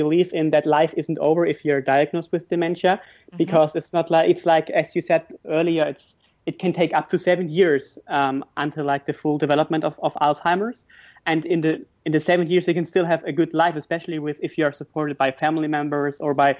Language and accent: English; Germany; moved away as an adult; also born or lived in Glasgow, United Kingdom; I'm from Germany originally.